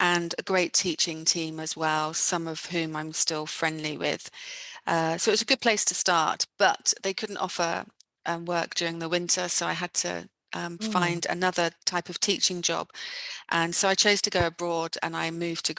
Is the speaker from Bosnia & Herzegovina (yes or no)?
no; Bournemouth, South West England, United Kingdom; moved away; my hometown is Bournemouth on the south of England, so quite far away from where I am now, geographically